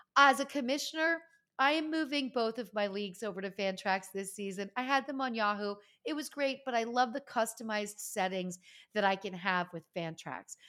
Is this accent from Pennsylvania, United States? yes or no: yes; Pennsylvania, United States; moved away; Pennsylvania, my home state